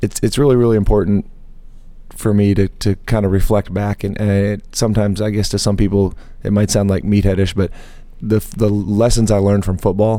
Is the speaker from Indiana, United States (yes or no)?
no; Missoula, Montana, United States; moved away; I came from Missoula, Montana. I played a small high school